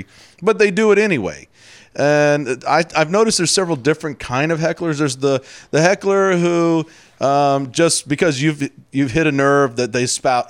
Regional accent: Houston, Texas, United States; moved away; I'm from Houston

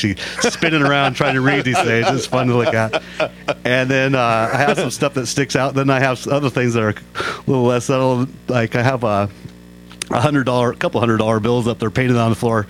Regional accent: Tacoma, Washington, United States; I grew up in North Tacoma. I've lived there all my life.

